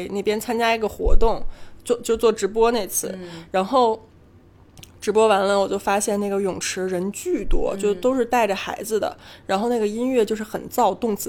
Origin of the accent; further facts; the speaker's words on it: Beijing, China; 对于北京人来说好难得呀，就是咱们很少有那种说遇到老乡的感觉。